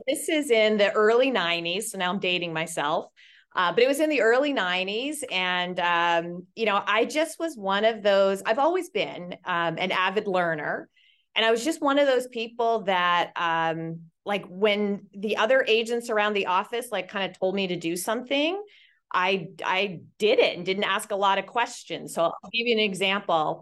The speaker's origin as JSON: {"language": "English", "region": "Nova Scotia", "country": "Canada", "tie": "born or raised there", "also_born_or_lived": "Toronto, Ontario", "moved": "as an adult", "lives_now": "Newport Beach, United States", "said": "I was originally, uh, born and raised in Nova Scotia, Canada"}